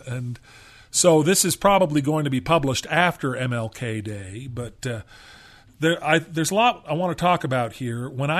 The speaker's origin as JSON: {"language": "English", "region": "California", "country": "United States", "tie": "born or raised there", "said": "Of course, I grew up in Southern California."}